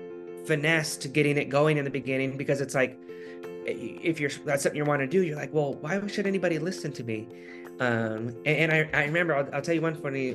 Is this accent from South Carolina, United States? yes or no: no; Alaska, United States; now in California, United States; my home state of Alaska